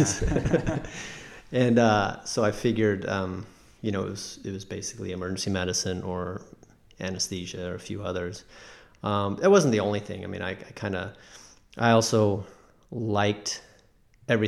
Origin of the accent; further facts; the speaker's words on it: Albuquerque, New Mexico, United States; moved away as an adult; also born or lived in Chicago; I'm from Albuquerque, New Mexico. I grew up there, and I went to undergrad there at UNM and med school there as well.